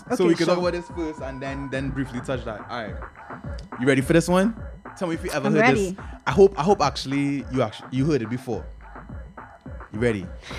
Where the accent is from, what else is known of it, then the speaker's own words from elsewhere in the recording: United States; growing up in the States